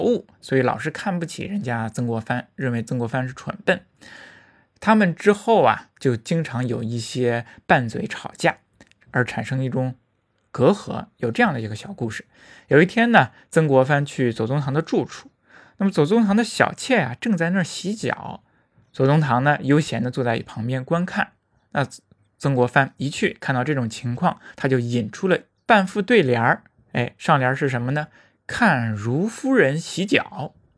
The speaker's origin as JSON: {"language": "Chinese", "country": "China", "said": "对于我们中国人来说实在是太重要了"}